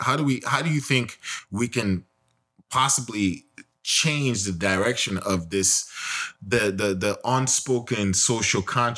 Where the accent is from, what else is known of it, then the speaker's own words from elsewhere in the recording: United States; also born or lived in Nigeria; I come from America.